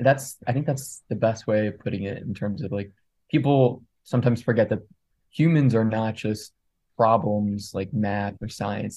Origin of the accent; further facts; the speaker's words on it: Montgomery County, outside Philadelphia, Pennsylvania, United States; I grew up outside of Philly.